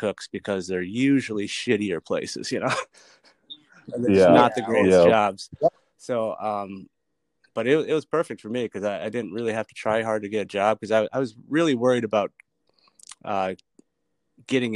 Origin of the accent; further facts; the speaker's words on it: Apple Valley, Minnesota, United States; I grew up in Apple Valley, Minnesota, south suburbs of Minneapolis